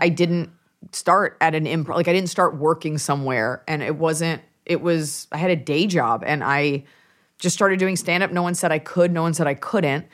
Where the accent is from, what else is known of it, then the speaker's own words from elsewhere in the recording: Dallas, Texas, United States; moved away; family's from New York, but I'm from Dallas, Texas.